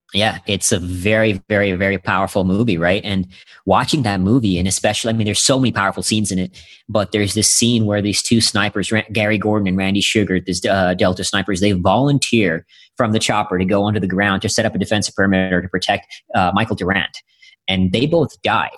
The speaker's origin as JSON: {"language": "English", "country": "India", "tie": "born or raised there", "moved": "yes", "lives_now": "United States", "said": "I'm originally from India. Yeah, I was born in India"}